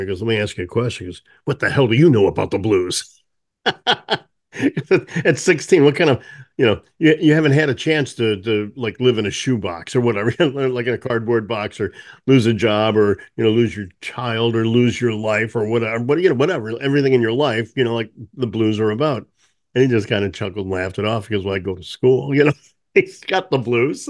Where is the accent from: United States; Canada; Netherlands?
United States; St. Louis, Missouri; growing up in Saint Louis